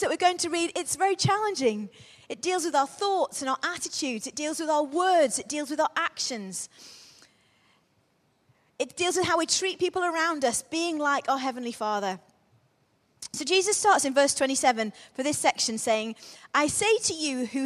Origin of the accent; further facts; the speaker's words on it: Crewe, North West England, United Kingdom; Crewe was very much, when I was growing up, we grew up in Crewe.